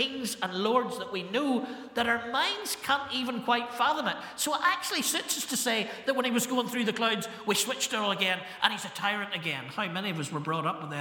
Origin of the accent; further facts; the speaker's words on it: Ballymena, Northern Ireland, United Kingdom; I was brought up to think in Ballymena when I was 17